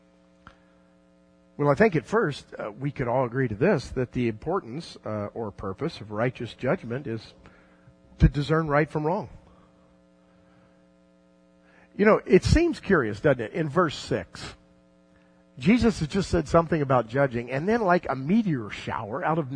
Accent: South Florida, United States; when I was a kid growing up in South Florida

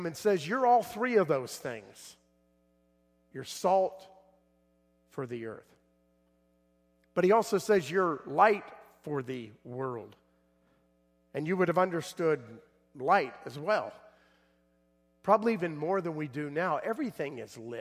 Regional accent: South Florida, United States; I grew up in South Florida

